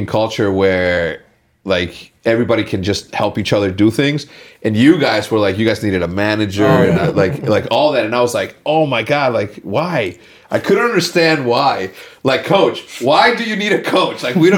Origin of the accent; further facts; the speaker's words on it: El Paso, Texas, United States; born there; I was born in Texas. I always knew that I was going to end up in Texas.